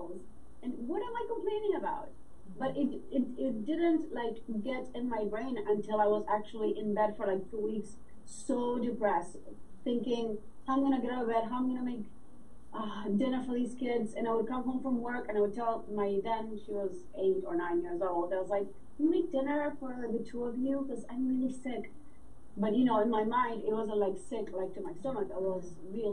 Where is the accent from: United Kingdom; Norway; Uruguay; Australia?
Uruguay; moved away; also born or lived in New York City, United States; I'm from Uruguay, South America. I lived in New York City for 25 years.